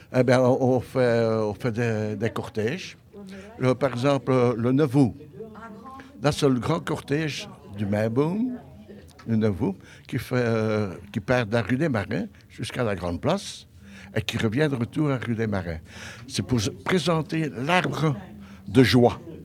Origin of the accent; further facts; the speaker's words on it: Brussels, Brussels-Capital Region, Belgium; je suis un echte bruxellaire